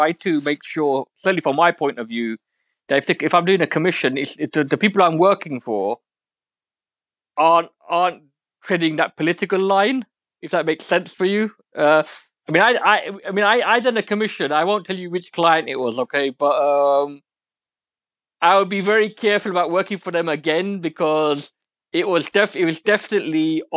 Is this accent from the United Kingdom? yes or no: yes; London, United Kingdom; I'm an East London boy. I was born in Forest Gate, which is like proper East London.